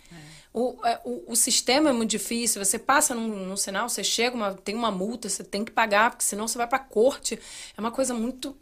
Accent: Rio de Janeiro, Brazil; moved away as an adult; also born or lived in Plantation, Florida; now in United States; Eu sou carioca, eu preciso ver praia

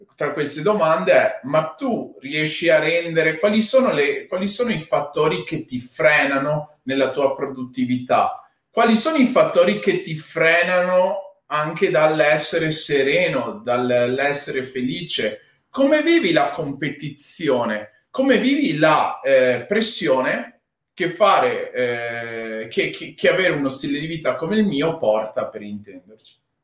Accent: Padua, Veneto, Italy; moved away; also born or lived in Rome / Milan; essendo nato e cresciuto a Padova

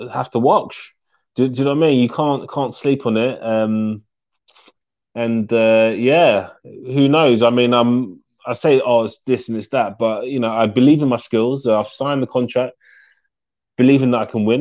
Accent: London, United Kingdom; my hometown

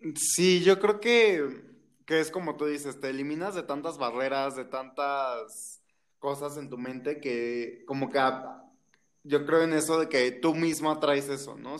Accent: Mexico; de México

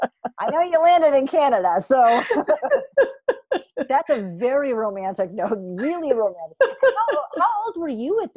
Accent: Vermont, United States; I'm from New England in Vermont

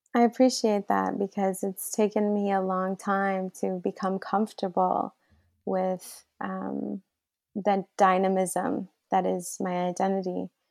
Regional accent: Flint, Michigan, United States; born or raised there; also born or lived in Riyadh, Saudi Arabia

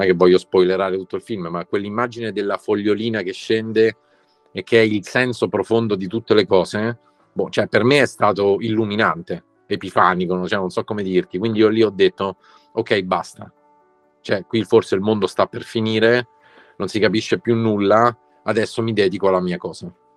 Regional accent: Rome, Lazio, Italy; noi da romani

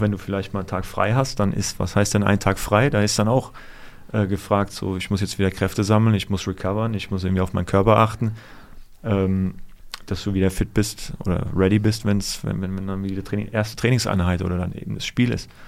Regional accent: Offenbach, Hesse, Germany; Also wie gesagt, ich komme hier aus der Gegend, ich komme aus Offenbach.

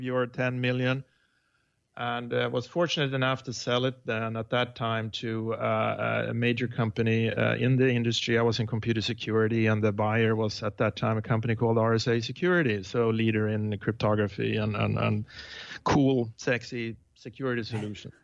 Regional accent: Sweden; moved away as an adult; now in Tiburon, United States; I was born uh, in Sweden

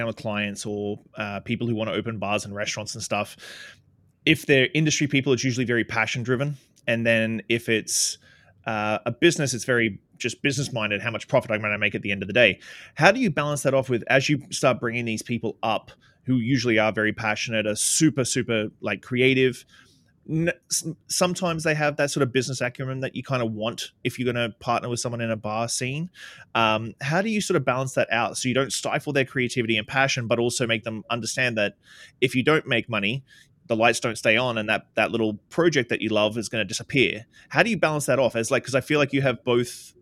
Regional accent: Australia; now in Canada; I'm an Australian kid who lives in Canada

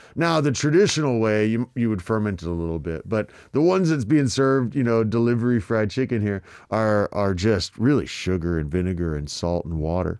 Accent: Texas, United States; moved away as an adult; now in South Korea; I grew up mostly in Texas

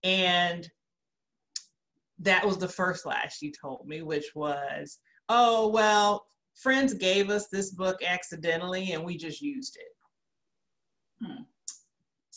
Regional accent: Gary, Indiana, United States; also born or lived in Peoria, Illinois; I grew up in Gary, Indiana

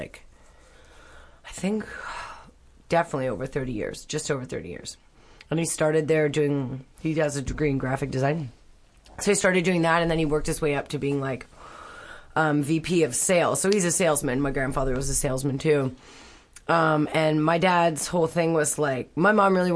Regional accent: North Vancouver, British Columbia, Canada; I was born in actually North Vancouver, British Columbia, Canada. So I'm Canadian.

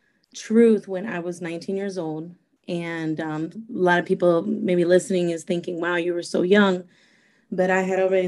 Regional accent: California, United States; also born or lived in Costa Rica; now in Fort Myers, United States; but I was raised in California. When I was 5 years old, my mom and my dad moved to California

